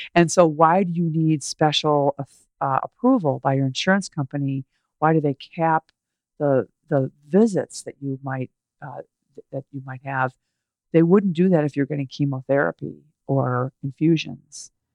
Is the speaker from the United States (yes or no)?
yes; Chicago, Illinois, United States; We grew up in the Chicago area